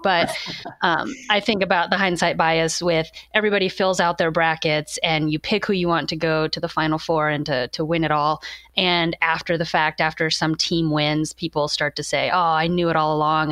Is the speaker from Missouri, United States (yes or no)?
yes; Warrensburg, Missouri, United States; moved away as an adult; also born or lived in Texas / Chicago area / Kansas; now in Oregon, United States; I wound up getting my undergrad from the same place that was right in my hometown.